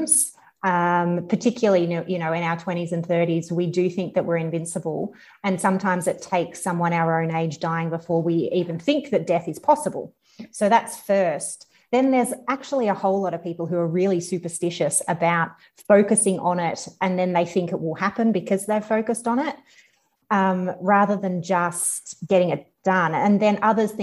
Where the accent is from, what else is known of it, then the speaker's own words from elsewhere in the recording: country Victoria, Australia; I'm from country Victoria originally. So, born and bred, just country girl